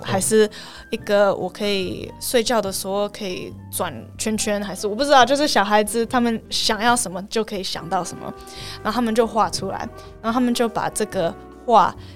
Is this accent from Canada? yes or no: yes; Canada; Chinese is a second language; moved away as an adult; also born or lived in Taiwan / Toronto, Canada; now in Helsinki, Finland; 我是在加拿大长大的深的，然后长大的台湾人。然后我大学我是念经济系，在多伦多大学，然后后来我又回来台湾一年来教英文，可是后来我就去芬兰去念研究所